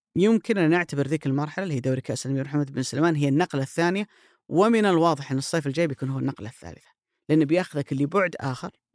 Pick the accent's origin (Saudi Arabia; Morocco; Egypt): Saudi Arabia; عندنا في السعوديه